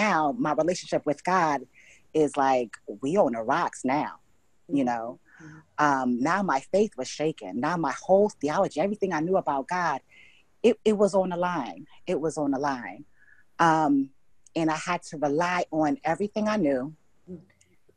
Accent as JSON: {"language": "English", "town": "Hartford", "region": "Connecticut", "country": "United States", "also_born_or_lived": "New York / St. Lucia", "moved": "as an adult", "lives_now": "Mississippi, United States", "said": "I'm originally from Hartford, Connecticut"}